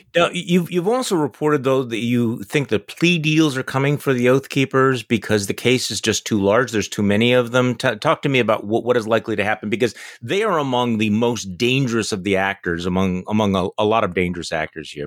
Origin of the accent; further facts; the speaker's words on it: Wisconsin, United States; here in my home state of Wisconsin